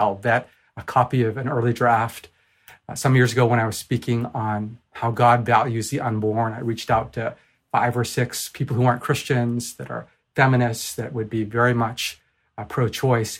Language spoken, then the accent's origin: English; Japan; moved away; also born or lived in Vancouver; I'm from Japan originally